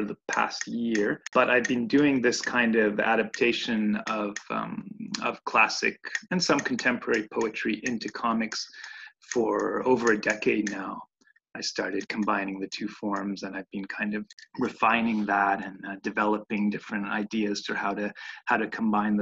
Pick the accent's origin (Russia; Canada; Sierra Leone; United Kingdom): Canada; Montreal, Quebec; also born or lived in Italy; I'm an illustrator based in Montreal, and I was born in Montreal